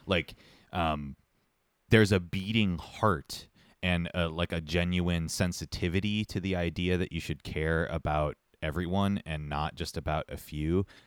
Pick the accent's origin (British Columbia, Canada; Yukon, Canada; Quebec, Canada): Quebec, Canada; Montreal; I'm from Montreal